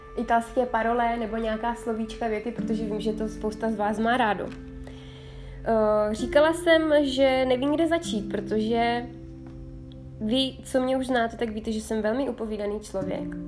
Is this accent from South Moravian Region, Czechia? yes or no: yes; South Moravian Region, Czechia; moved away as an adult; now in Italy; Jsem moravačka z duší Italky. Já jsem se narodila na Jižní Moravě, kterou teda samozřejmě miluju. Doteď se tam moc rád, doteď se tam moc, moc ráda vracím.